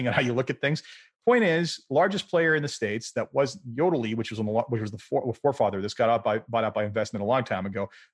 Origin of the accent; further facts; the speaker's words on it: Canada; including my home country of Canada